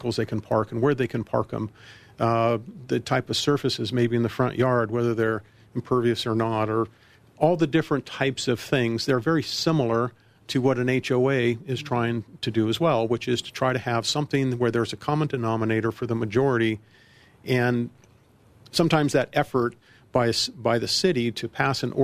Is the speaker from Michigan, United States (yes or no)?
no; Colorado Springs, Colorado, United States; moved away as an adult; also born or lived in Virginia; now in Centennial, United States; lived for a time in Colorado Springs, my hometown. I was born and raised there